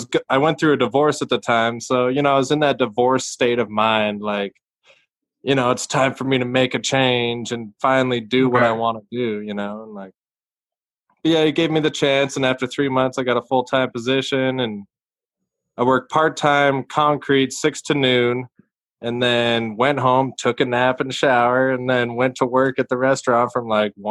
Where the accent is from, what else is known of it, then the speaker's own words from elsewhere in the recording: Gillette, Wyoming, United States; I grew up in Gillette, Wyoming, which is energy town